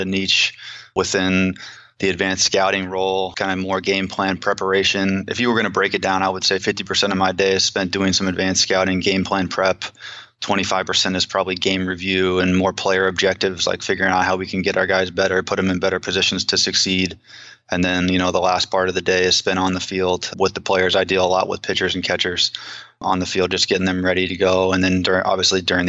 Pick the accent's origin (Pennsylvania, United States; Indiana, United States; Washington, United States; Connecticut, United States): Indiana, United States; Indianapolis; born and raised in Indiana, moved around over the state a little bit, but spent most of my time in Indianapolis